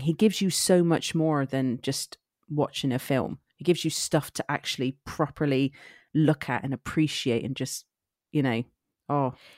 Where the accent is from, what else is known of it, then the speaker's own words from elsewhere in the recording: Somerset, South West England, United Kingdom; accent: Somerset; I am from Somerset